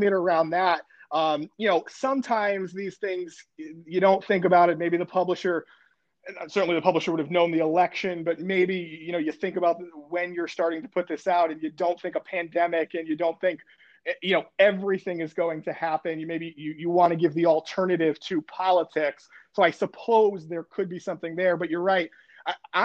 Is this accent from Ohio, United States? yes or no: no; Connecticut, United States; moved away; I grew up in Connecticut